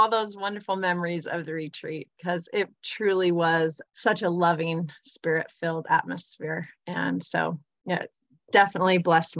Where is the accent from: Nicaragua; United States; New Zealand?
United States; Provo, Utah; also born or lived in North Salt Lake, Utah; I live in North Salt Lake, Utah. I grew up in Provo, Utah.